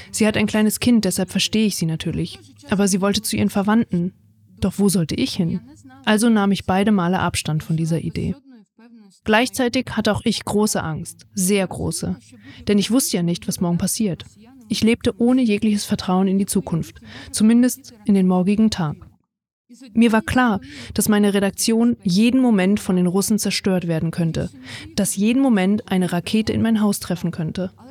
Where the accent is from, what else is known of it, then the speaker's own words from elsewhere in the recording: Ukraine; now in Spain; Ich bin Ukrainerin und lebe jetzt in Spanien.